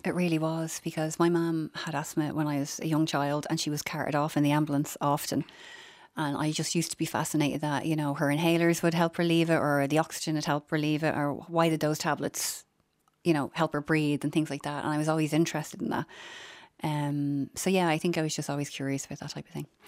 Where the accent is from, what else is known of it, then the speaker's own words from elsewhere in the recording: Dublin, Leinster, Ireland; I'm from Finglas and, you know, when I went to secondary school, it was, it was the local tech